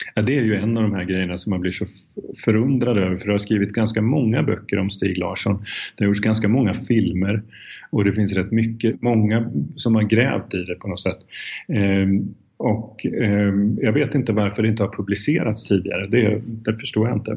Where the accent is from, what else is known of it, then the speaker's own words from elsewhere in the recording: Sweden; moved away as an adult; also born or lived in Czech Republic; jag är svensk